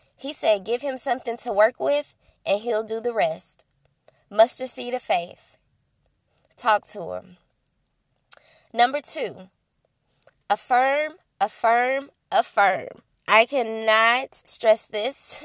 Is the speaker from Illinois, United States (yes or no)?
yes; Belleville, Illinois, United States; born or raised there